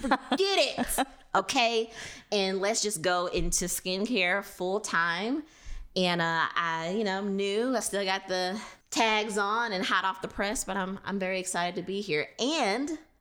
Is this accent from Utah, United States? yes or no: no; Louisiana, United States; moved away; also born or lived in Thomson, Georgia; I am originally from Louisiana.